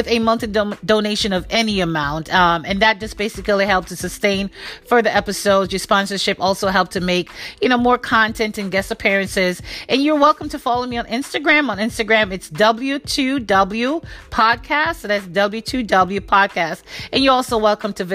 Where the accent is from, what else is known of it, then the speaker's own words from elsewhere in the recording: Jamaica; Being Jamaican